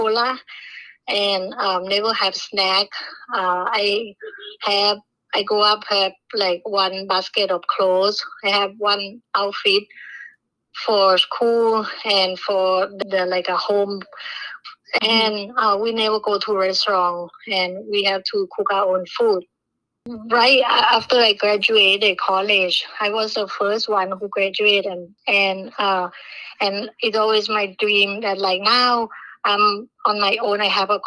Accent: Bangkok, Thailand; English is a second language; moved away; I was born in Bangkok. My mom worked as a cook at a restaurant. My dad is alcoholic and can never keep any job

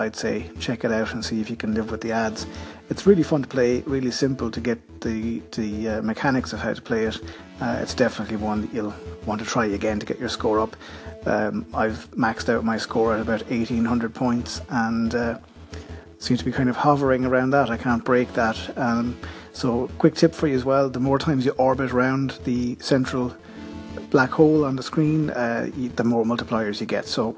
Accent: Ireland; accent: Irish; my Irish accent

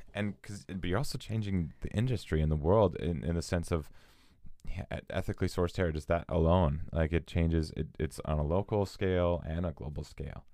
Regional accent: Edmonton, Alberta, Canada; now in Vancouver, Canada; we're from Edmonton

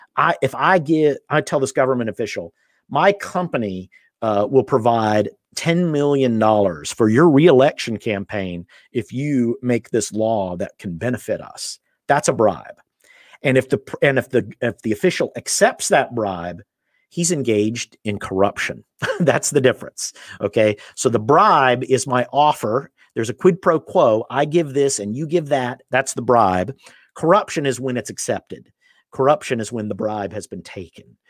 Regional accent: United States; I'm from the United States

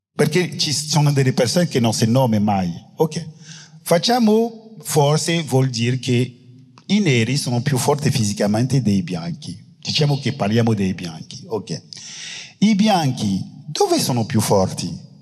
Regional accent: Guadeloupe; Italian is a second language; also born or lived in France; io sono della Guadalupe

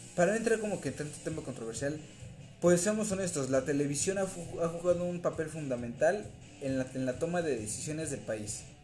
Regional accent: Mexico; somos mexicanos

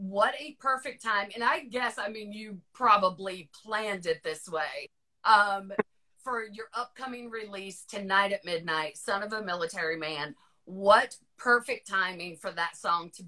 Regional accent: Virginia, United States; moved away; I will always consider Virginia my home, but I grew up about 45 miles south of DC

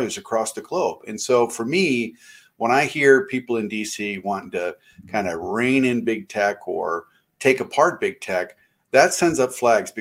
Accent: Michigan, United States; I'm originally from Michigan and I graduated from high school in the 80s

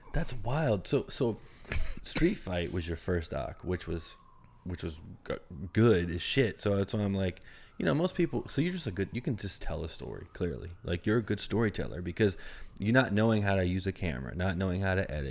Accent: Maryland, United States; I'm from Maryland

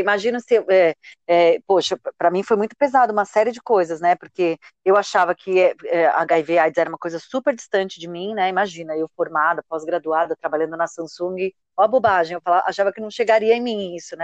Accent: São Paulo, Brazil; eu sou aqui de São Paulo

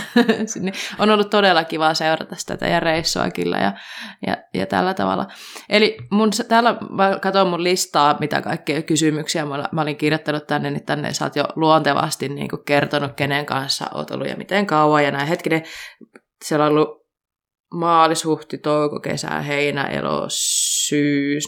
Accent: Kuopio, North Savo, Finland; moved away; mä olin Kuopiossa ja mä oon Kuopiosta kotoisin

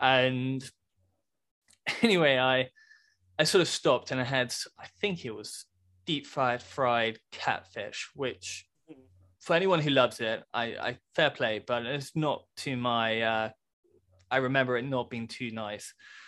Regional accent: United Kingdom; And anyway, in my slightly British way, I was like, no, I'm actually from Britain.

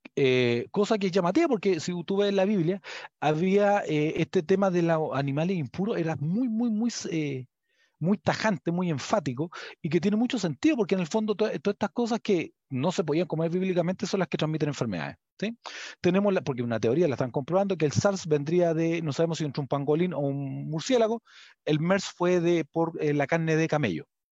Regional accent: Chile; yo soy chileno

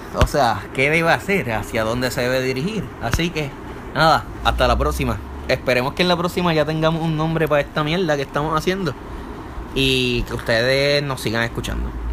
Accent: Puerto Rico

